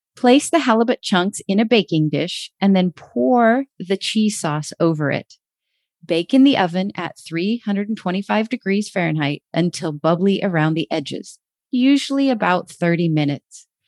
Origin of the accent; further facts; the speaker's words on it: Alaska, United States; Growing up in Alaska